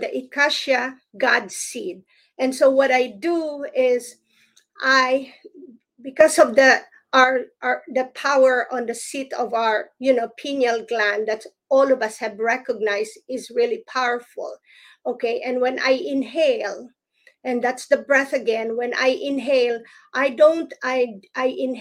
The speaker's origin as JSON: {"language": "English", "country": "Philippines", "tie": "born or raised there", "moved": "yes", "lives_now": "United States", "said": "I grew up in the Philippines and as a Protestant"}